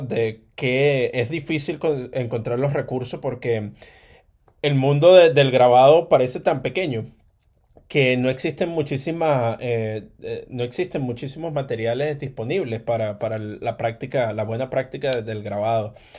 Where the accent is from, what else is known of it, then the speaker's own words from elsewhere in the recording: Caracas, Capital District, Venezuela; moved away; eso me pasó a mí creciendo allá en Caracas, eh, en Venezuela